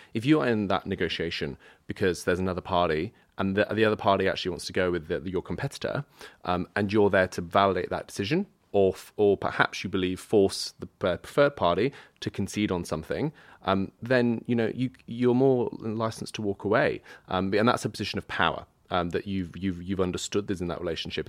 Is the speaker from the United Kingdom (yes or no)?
yes; United Kingdom; I'm British